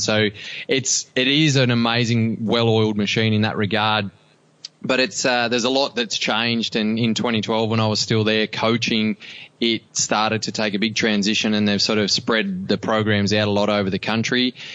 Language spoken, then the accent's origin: English; Cobar, New South Wales, Australia; I grew up in Cobar in and small community